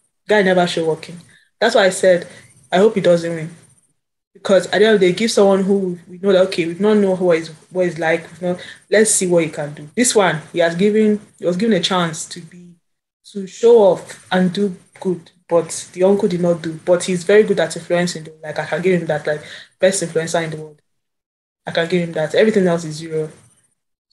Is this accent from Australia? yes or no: no; Nigeria; now in United Kingdom; deep down, I'm still Nigerian, whether I like it or not